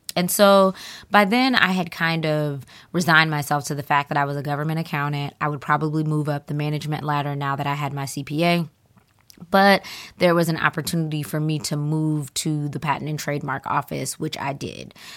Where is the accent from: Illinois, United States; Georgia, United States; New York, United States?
Georgia, United States; Atlanta; moved away; I'm originally from Atlanta